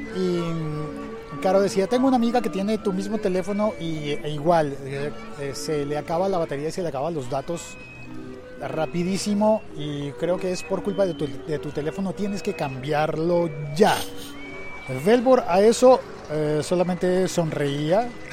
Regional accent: Mexico; pinches amables somos los mexicanos

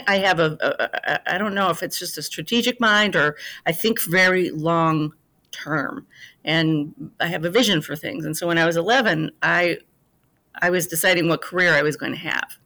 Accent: Fort Dodge, Iowa, United States; now in Chicago, United States; I grew up, uh, in a small town in Iowa, Fort Dodge

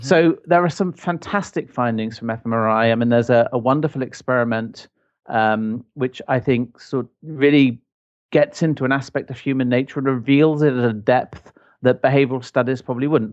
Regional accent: Ireland; moved away; I grew up in Ireland

